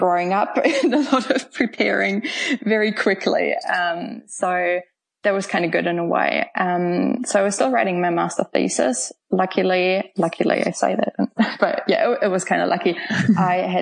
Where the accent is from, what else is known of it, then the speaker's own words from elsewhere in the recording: Germany; English is a second language; moved away as an adult; now in Auckland, New Zealand; I'm originally from Germany, but moved here about 10 years ago now